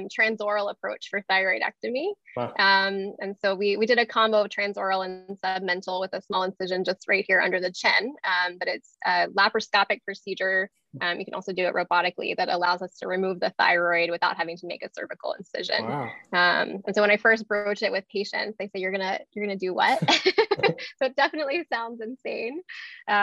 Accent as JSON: {"language": "English", "town": "Atlanta", "region": "Georgia", "country": "United States", "tie": "born or raised there", "said": "I grew up in Atlanta"}